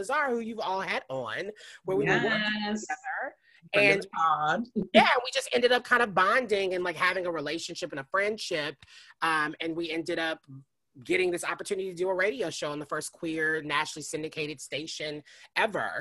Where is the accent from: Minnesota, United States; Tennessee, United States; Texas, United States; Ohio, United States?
Tennessee, United States; Nashville; moved away as an adult; also born or lived in New York; now in Los Angeles, United States; I'm originally from Nashville, Tennessee. I've been in Los Angeles for going on 6 years now